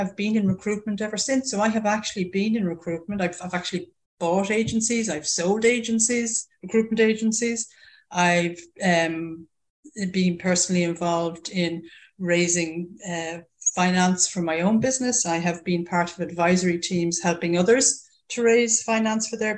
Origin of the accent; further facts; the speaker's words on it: Ireland; accent: Irish; also born or lived in United Kingdom; As everybody can tell from this accent, I'm Irish through and through, born and bred there.